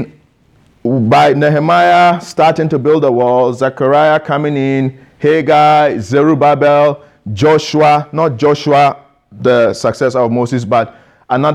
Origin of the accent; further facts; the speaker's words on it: Ghana; I am Ghanaian